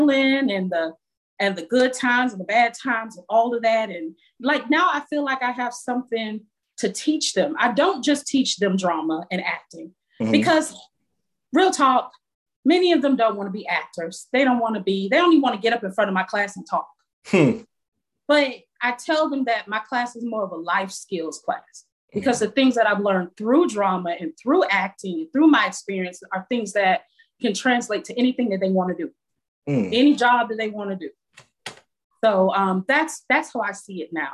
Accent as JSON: {"language": "English", "town": "Miami", "region": "Florida", "country": "United States", "said": "I'm from Miami."}